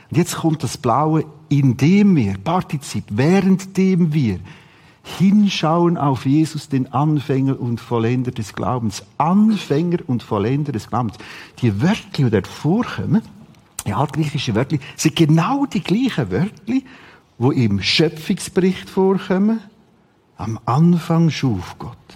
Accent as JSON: {"language": "German", "town": "Rothrist", "region": "Aargau", "country": "Switzerland", "tie": "born or raised there", "said": "Ich bin aufgewachsen in Rotrist. Bis zum sechsten Schuljahr."}